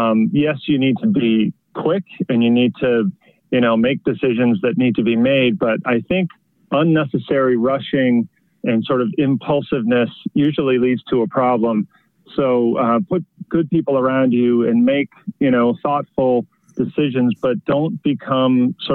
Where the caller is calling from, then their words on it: Marblehead, Massachusetts, United States; I'm joining you from Marblehead, Massachusetts, which is about 18 miles north of Boston, because, of course, I'm not in the office today.